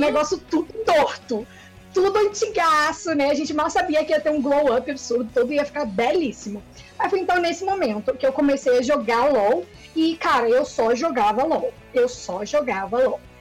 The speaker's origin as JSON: {"language": "Portuguese", "region": "Rio de Janeiro", "country": "Brazil", "said": "Eu sou do Rio"}